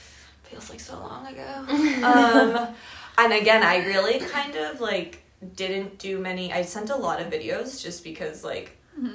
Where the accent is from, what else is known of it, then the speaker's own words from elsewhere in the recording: Portsmouth, New Hampshire, United States; my hometown growing up. Shout out, what hometown? Portsmouth, New Hampshire. It's a great little town.